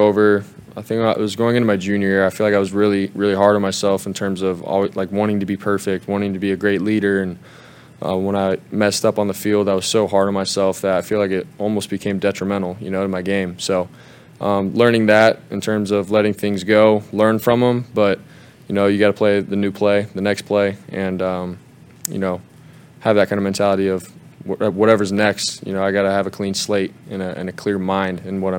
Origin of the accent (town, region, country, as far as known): Arizona, United States; born or raised there; moved away